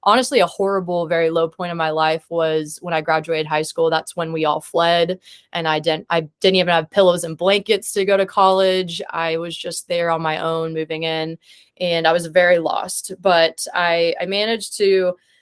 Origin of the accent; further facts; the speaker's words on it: Columbia, Missouri, United States; moved away as an adult; now in Kansas City, United States; I'm originally from Columbia, Missouri